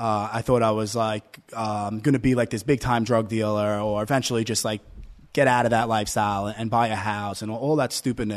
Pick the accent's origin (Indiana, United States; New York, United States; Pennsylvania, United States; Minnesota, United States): New York, United States; Staten Island; also born or lived in Brooklyn; No, actually, I grew up in Staten Island.